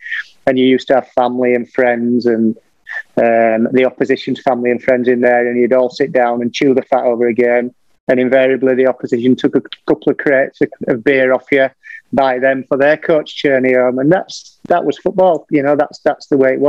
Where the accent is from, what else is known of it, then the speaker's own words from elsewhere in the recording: England, United Kingdom; I sit there watching England because I'm English.